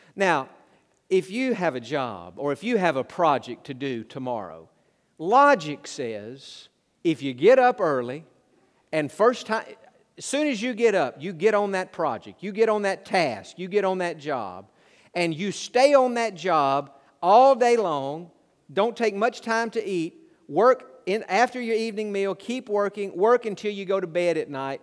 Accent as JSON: {"language": "English", "region": "Tennessee", "country": "United States", "tie": "born or raised there", "also_born_or_lived": "Georgia", "said": "I grew up in Tennessee"}